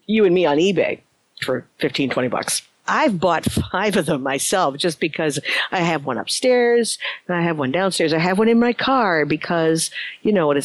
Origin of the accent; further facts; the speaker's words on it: Chicago, Illinois, United States; attended in Chicago, my hometown